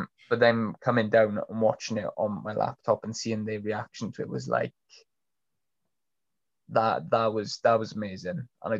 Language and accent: English; Troedyrhiw, Wales, United Kingdom; I grew up in Troy Deroux, which is like a stone's throw away from Aberfan.